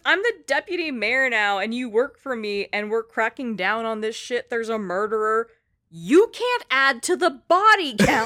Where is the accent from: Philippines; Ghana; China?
Philippines; I'm Filipino